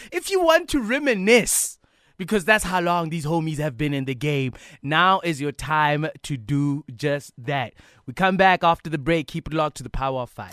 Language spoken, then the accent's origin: English; Bloemfontein, Free State, South Africa; you were in my hometown this past weekend. How was Bloem